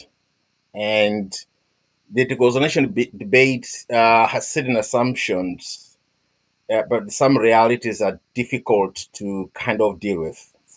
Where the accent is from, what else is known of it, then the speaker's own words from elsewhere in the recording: Malawi; moved away as an adult; now in Scotland, United Kingdom; I'm from Malawi, but I've been living and working in Scotland for 18, 20 years now, probably.